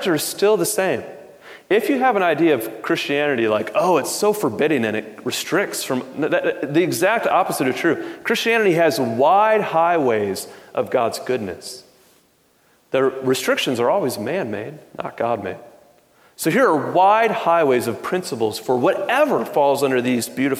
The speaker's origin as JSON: {"language": "English", "town": "Detroit", "region": "Michigan", "country": "United States", "tie": "born or raised there", "said": "I grew up in Detroit"}